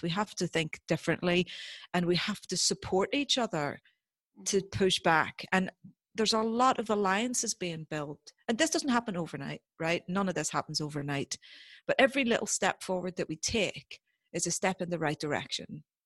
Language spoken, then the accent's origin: English; Northern Ireland, United Kingdom; growing up in Northern Ireland during the Troubles